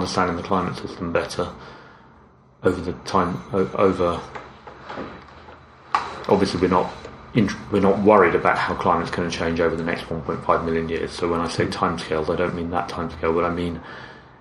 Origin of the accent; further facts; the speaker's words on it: London, United Kingdom; moved away as an adult; also born or lived in Cambridge; now in Royston, United Kingdom; So I grew up in outer London, the London suburbs.